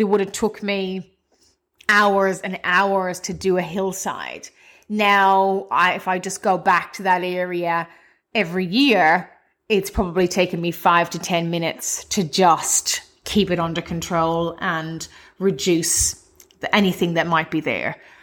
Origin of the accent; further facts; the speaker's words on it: Cavan, Ulster, Ireland; now in Australia; my hometown of Cavan in Ireland.